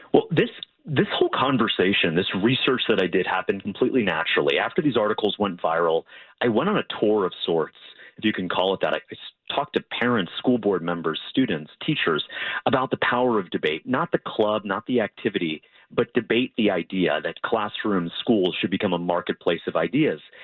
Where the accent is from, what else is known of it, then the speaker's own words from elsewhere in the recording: Florida, United States; my home state of Florida